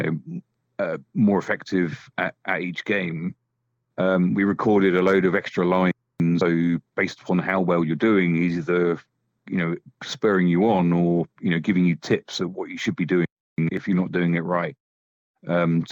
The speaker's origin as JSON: {"language": "English", "country": "United Kingdom", "said": "for us as British developers"}